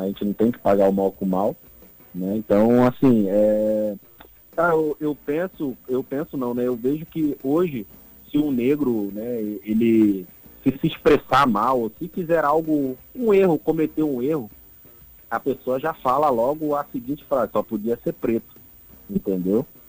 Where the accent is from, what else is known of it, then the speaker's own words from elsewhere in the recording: Rio de Janeiro, Brazil; now in Natal, Brazil; eu, como sou da, da comunidade do Rio de Janeiro